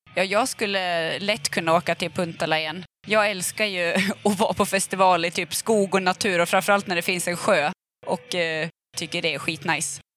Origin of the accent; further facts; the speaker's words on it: Gävle, Gävleborg County, Sweden; jag är uppvuxen i Gävle